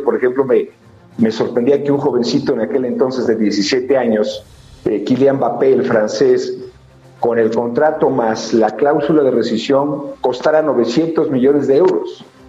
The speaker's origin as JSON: {"language": "Spanish", "town": "Teoloyucan", "region": "State of Mexico", "country": "Mexico", "tie": "born or raised there", "said": "yo soy de Teoloyucan"}